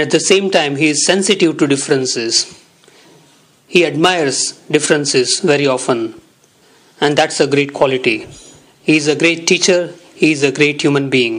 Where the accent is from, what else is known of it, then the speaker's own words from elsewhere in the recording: India; English is a second language; also born or lived in Surat, Gujarat; from India. I live in Surat, in Gujarat, in India